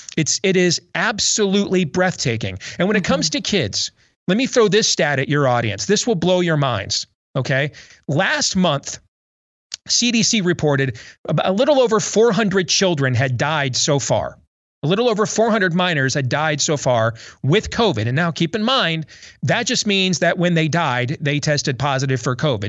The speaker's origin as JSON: {"language": "English", "region": "Iowa", "country": "United States", "tie": "born or raised there", "said": "my home state"}